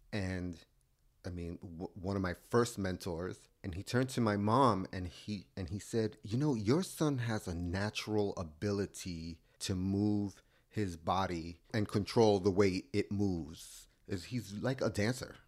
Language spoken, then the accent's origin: English; New York, United States; I grew up in New York, uh, on the Lower East Side with my mom and my dad and my sister